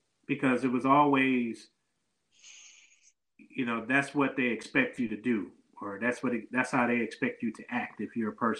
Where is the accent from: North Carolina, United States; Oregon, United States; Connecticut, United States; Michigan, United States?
Michigan, United States; Detroit; Not a lot of people knew I was from Detroit.